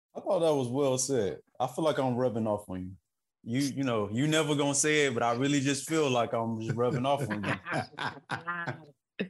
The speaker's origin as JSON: {"language": "English", "region": "the South", "country": "United States", "said": "I'm just from the South"}